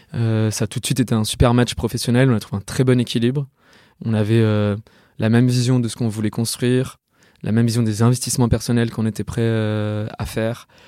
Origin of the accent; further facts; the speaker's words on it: Lyon, Auvergne-Rhône-Alpes, France; moved away as an adult; also born or lived in Yvelines; je viens de Lyon. J'ai fait euh, toute ma scolarité à Lyon jusqu'à ma prépa